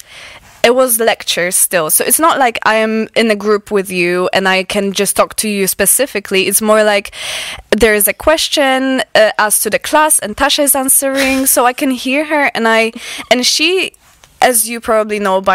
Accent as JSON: {"language": "English", "country": "Poland", "also_born_or_lived": "Aberystwyth, Wales", "second_language": "English", "moved": "as an adult", "lives_now": "Wales, United Kingdom", "said": "I am originally from Poland. So I moved here when I was 19"}